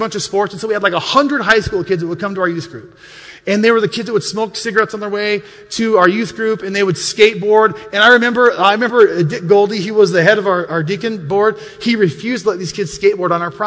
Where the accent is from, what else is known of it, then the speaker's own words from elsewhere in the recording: Montana, United States; when I grew up in Montana, we weren't the most wealthy of families